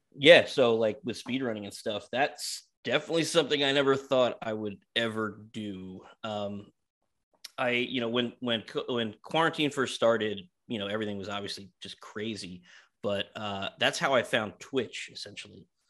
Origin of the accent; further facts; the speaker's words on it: New York, United States; I grew up in New York, in Queens